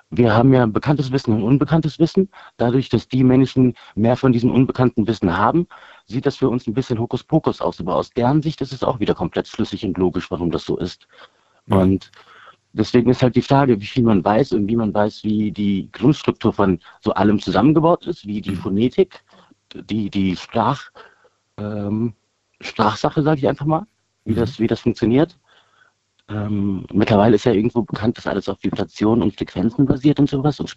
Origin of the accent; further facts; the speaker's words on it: Bonn, North Rhine-Westphalia, Germany; born there; Nee, ich bin hier in äh, Deutschland geboren. Meine Eltern kommen beide aus Indien.